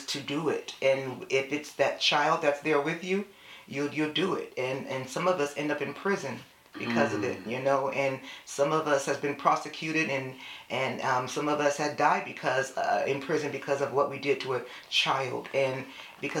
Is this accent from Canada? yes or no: no; San Jose, California, United States; now in Elk Grove, United States; I am born and raised in San Jose, California